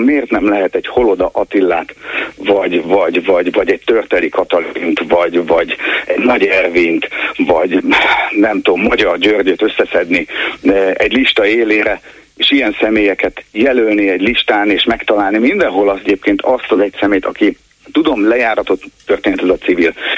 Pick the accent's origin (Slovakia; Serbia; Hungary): Hungary; Nógrád; moved away; egy Nógrád megyei eh, faluban jártam általános iskolába